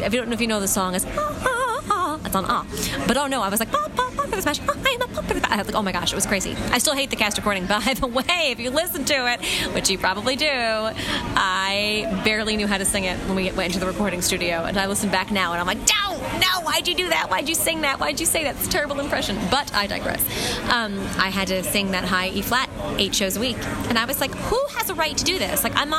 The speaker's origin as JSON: {"language": "English", "region": "New York", "country": "United States", "tie": "born or raised there", "said": "People are like, where'd you grow up? Like, I thought you grew up in New York. I said, I did."}